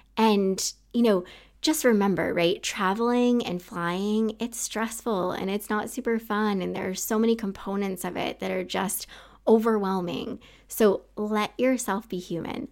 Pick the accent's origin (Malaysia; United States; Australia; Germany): United States; Maine; moved away as an adult; also born or lived in Utah; I wanna get the heck out of Maine